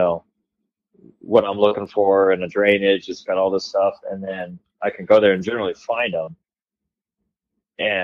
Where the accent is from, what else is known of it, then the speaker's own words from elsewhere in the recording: California, United States; now in Idaho, United States; growing up in California